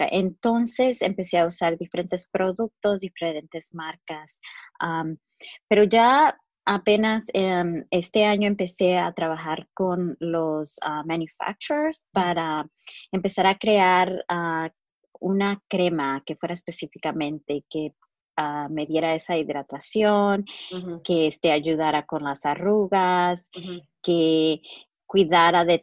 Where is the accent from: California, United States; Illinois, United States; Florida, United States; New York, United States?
Illinois, United States; Chicago; also born or lived in Mexico; nací en, en México, pero mis padres ah, nos trajeron aquí. y fui criada en Chicago. soy la primera generación y de, latinos criados aquí, de, mexicanos.